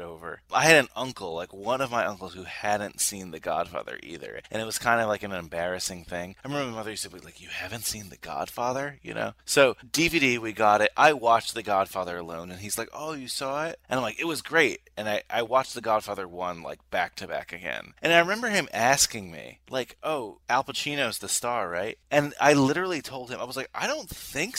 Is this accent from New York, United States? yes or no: yes; New York, United States; I live in New York. I was born in New York